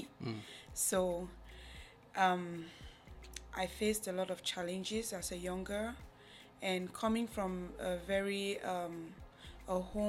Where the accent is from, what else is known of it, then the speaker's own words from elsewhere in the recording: Cameroon; now in United States; Growing up in Cameroon has been very hard.